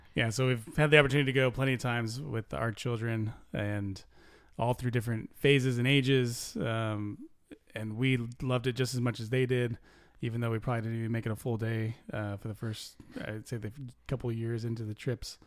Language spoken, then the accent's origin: English; near Disneyland in California, United States; moved away as an adult; also born or lived in Georgia; I grew up near Disneyland in California